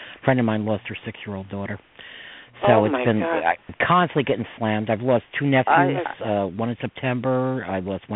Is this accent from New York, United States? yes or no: yes; Westchester County, New York, United States; the people that I grew up with here in Westchester County, New York